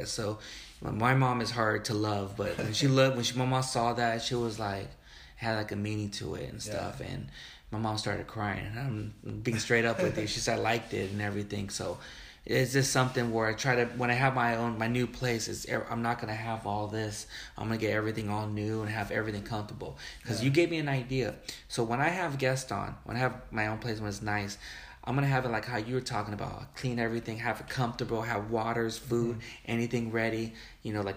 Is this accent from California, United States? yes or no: yes; Wilmington, California, United States; we're the same place where we grew up in Wilmington, the city.